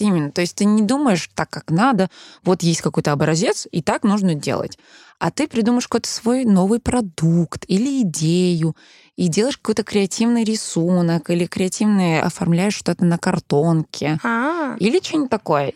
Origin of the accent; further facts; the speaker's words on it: Denmark; first language Danish; Russian is a second language; moved away as an adult; now in Russia; Моя мама переехала в Данию в 90-е. И, получается, я там родилась. У меня было датские друзья. Я выросла вообще основана на датских традиций, датский мой родной язык